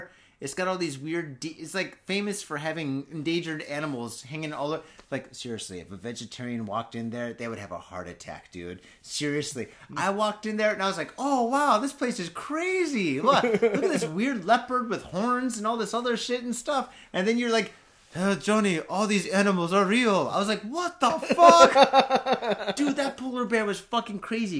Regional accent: United States; now in Japan; I'm American

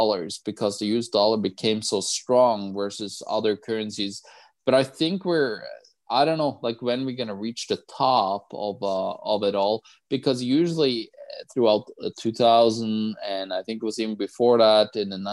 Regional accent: Norway; I'm from Norway

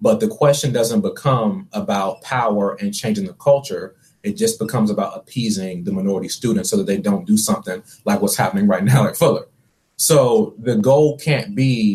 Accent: Washington, District of Columbia, United States; moved away as an adult; also born or lived in North Carolina; I'm originally from Washington, D.C., and then I moved to North Carolina to attend this school

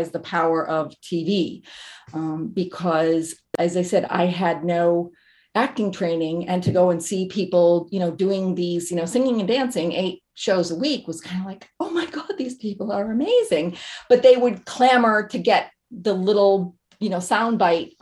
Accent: Massachusetts, United States; moved away as an adult; also born or lived in New York; I grew up in Massachusetts, moved to New York in order to do my, I did an internship

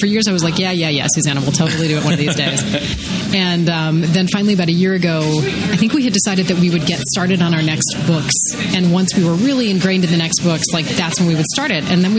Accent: Ohio, United States; moved away as an adult; now in Madison, United States; I grew up in Ohio and actually had started college somewhere else. And then my dad got transferred here for a job. So my parents moved here.

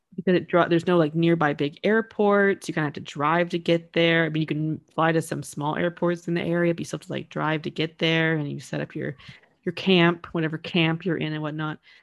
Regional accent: United States; growing up in the States

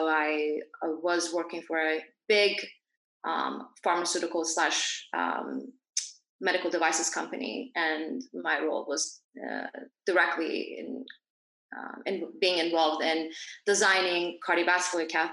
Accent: Dubai, United Arab Emirates; also born or lived in Iran / Geneva, Switzerland; I grew up in Dubai, but I'm originally from Iran, so I was born there

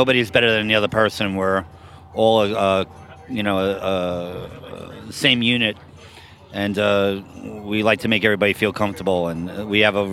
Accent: New York City, New York, United States; I grew up in Bay Ridge, Brooklyn, actually

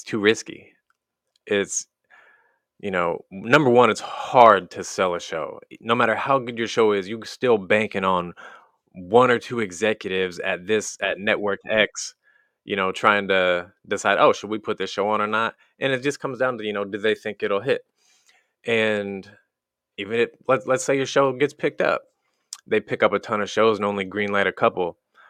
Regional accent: Wellsville, Missouri, United States; now in California, United States; Tiny town, middle of nowhere in the Midwest. We grew up in Wellsville, Missouri.

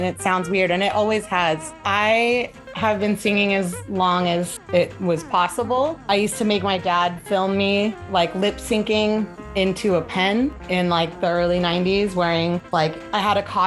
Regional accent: Los Angeles, California, United States; I grew up in Sherman Oaks, which is in the valley, and it's maybe like 10 minutes north of Hollywood on the freeway

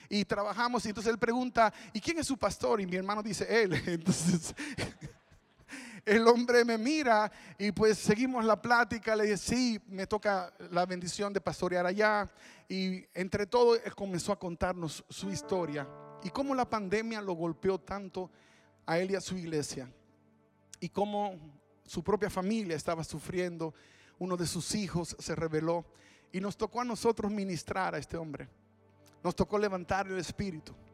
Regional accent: Dominican Republic; now in Texas, United States; Bueno, venimos de Texas, pero somos de República Dominicana.

